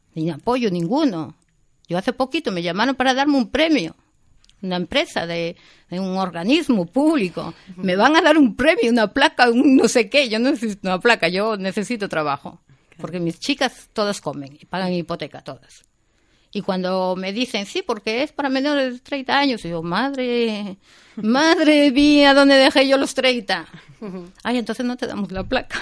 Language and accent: Spanish; Vigo, Galicia, Spain; Yo soy gallega, soy de Vigo, mis padres son gallegos, de pura cepa, eh, emigrantes, eh, emigraron muy jovencitos, los dos a Alemania, y yo me crié con mi abuela